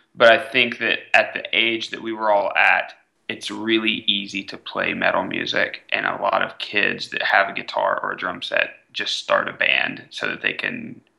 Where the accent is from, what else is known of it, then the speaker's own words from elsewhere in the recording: East Texas, United States; moved away as an adult; now in Nashville, United States; All of our best friends growing up in East Texas are in metal bands